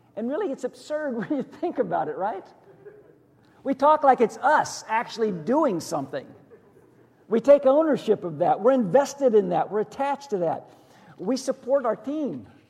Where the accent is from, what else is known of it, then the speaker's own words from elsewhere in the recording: just outside of Pittsburgh, western Pennsylvania, United States; now in Hillsborough County, United States; I grew up just outside of Pittsburgh in the 70s